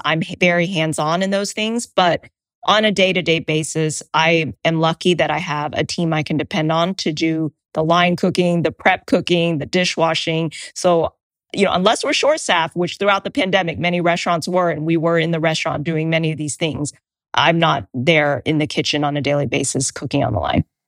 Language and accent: English; United States; I identify as Asian American or Vietnamese American